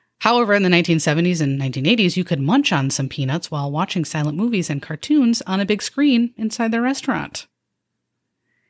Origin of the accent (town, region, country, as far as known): Downers Grove, Illinois, United States; born or raised there